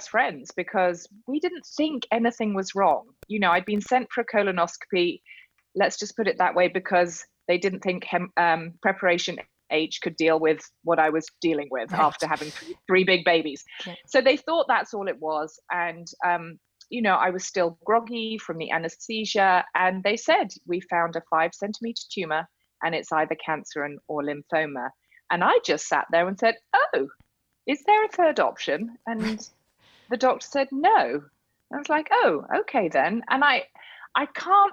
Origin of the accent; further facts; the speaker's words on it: United Kingdom; I'm a Brit.